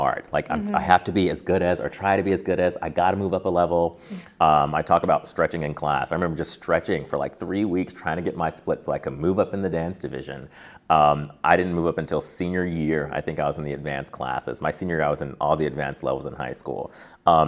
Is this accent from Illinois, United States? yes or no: no; Carson, California, United States; moved away; I grew up in Carson, California, and if you know California, Southern California, Long Beach.